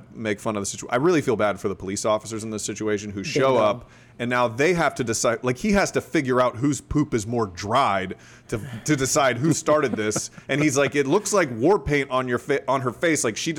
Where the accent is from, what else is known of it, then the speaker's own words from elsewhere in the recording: Florida, United States; Florida guy.